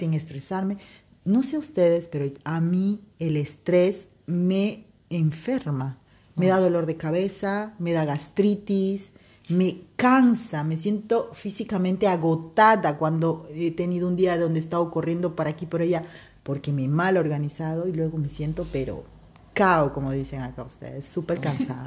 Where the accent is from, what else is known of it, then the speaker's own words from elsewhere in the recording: Peru; now in Spain; mi país natal, Perú